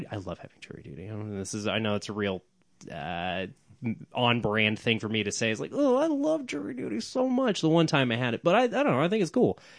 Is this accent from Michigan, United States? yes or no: no; Oklahoma City, Oklahoma, United States; I'm from Oklahoma City